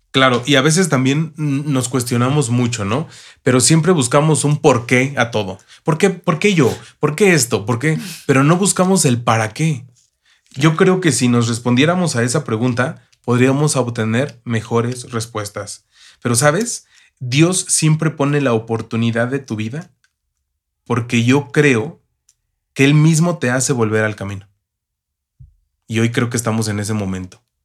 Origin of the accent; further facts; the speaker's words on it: Mexico; yo soy mexicano